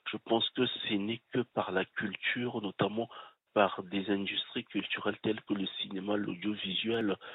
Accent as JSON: {"language": "French", "region": "Brazzaville", "country": "Republic of the Congo", "said": "Bonjour, je suis congolais de Brazzaville."}